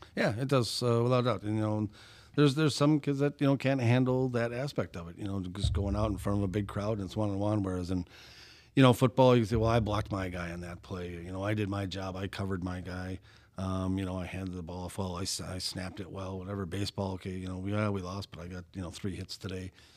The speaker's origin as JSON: {"language": "English", "town": "Brown Deer", "region": "Wisconsin", "country": "United States", "tie": "born or raised there", "said": "growing up in Brown Deer"}